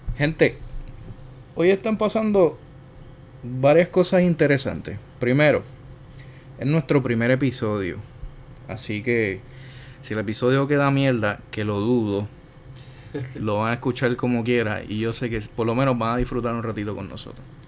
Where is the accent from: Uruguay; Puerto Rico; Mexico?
Puerto Rico; nosotros como puertorriqueños